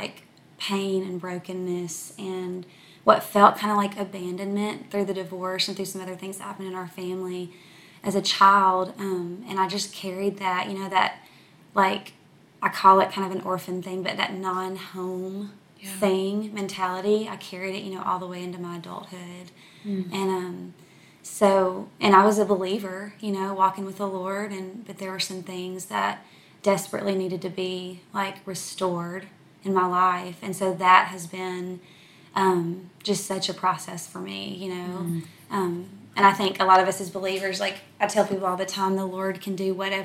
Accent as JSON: {"language": "English", "town": "El Dorado", "region": "Arkansas", "country": "United States", "tie": "born or raised there", "moved": "yes", "lives_now": "Dallas-Fort Worth area, United States", "said": "I'm from from South Arkansas. I'm from a tiny little town called El Dorado. So I grew up oldest of three kids"}